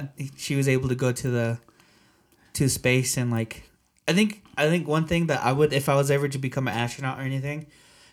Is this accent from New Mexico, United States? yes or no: yes; Gallup, New Mexico, United States; I'm from Gallup, New Mexico.